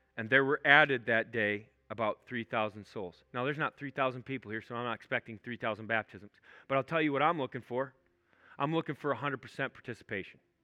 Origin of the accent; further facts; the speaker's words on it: Minnesota, United States; I'm not from Canada. I'm from Minnesota